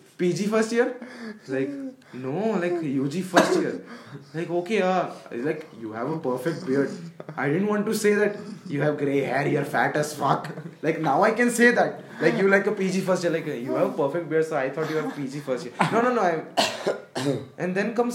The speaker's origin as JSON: {"language": "English", "town": "Ahmedabad", "region": "Gujarat", "country": "India", "moved": "yes", "said": "I'm from Ahmedabad."}